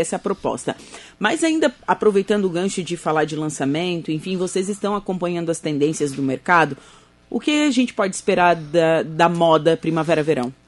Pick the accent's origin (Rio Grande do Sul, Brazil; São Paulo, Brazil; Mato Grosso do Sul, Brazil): Rio Grande do Sul, Brazil; Torres; eu, eu, sou de Torres